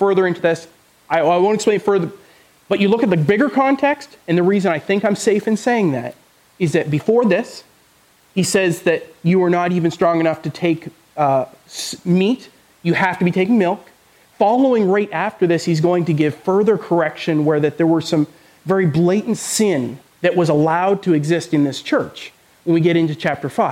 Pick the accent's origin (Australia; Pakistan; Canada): Canada; moved away; I'm from Canada, if you didn't know. My parents are still in Canada